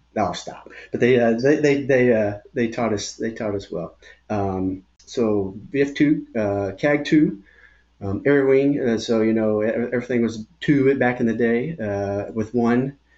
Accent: Irving, Texas, United States; also born or lived in Glendale, Arizona; I grew up in Irving, Texas, so I consider myself a Texan. Although I was born in Glendale, Arizona

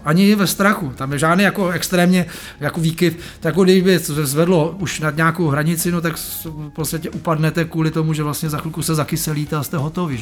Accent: Prague, Czechia; Já jsem vyrostl tady v Praze na horách, na Proseku

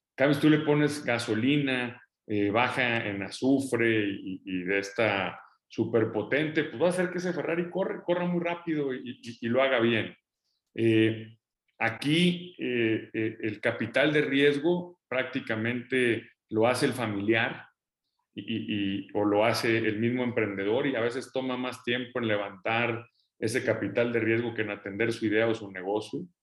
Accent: Mexico; todos los mexicanos

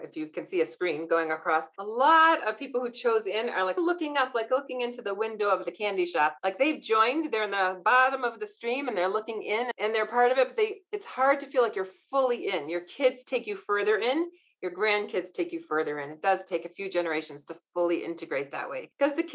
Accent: Portland, Oregon, United States; moved away; from Portland, Oregon.

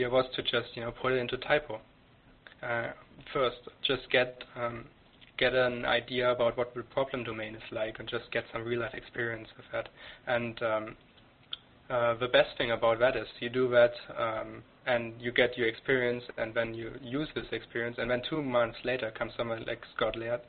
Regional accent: Germany; English is a second language; moved away as an adult; now in Canada; I'm German. I came to Canada 2-3 years ago. I grew up in Germany

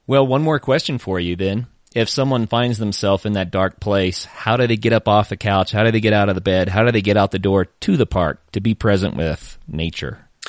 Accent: Oklahoma, United States; I am originally from Oklahoma

